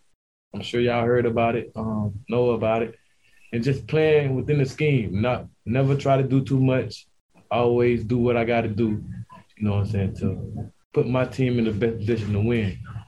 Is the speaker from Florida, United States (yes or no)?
yes; Pahokee, Florida, United States; Well, I'm from Pahokee, Florida. I'm from Pahokee, Florida, a small town in Pahokee near West Palm.